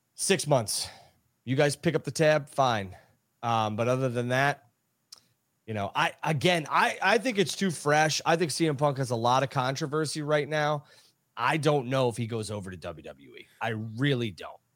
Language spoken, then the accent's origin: English; Chicago, Illinois, United States; his hometown in Chicago, which is my hometown